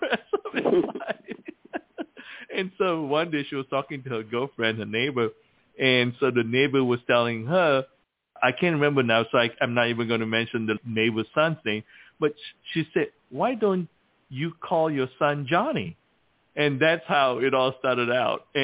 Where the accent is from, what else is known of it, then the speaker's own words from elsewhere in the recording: Malacca, Malaysia; I was born in Malacca, Malaysia